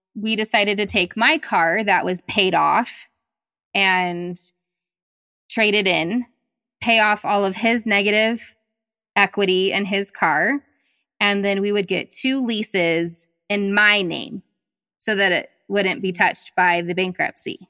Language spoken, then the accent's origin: English; the South, United States; I was raised in the South